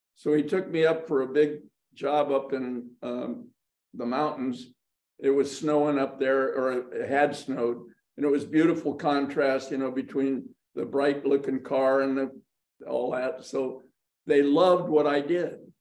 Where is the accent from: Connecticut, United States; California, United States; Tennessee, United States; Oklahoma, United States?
California, United States; Los Angeles; I was born in Hollywood, California